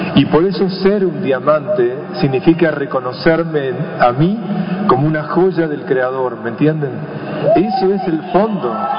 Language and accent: Spanish; Buenos Aires, Argentina; yo vengo de Buenos Aires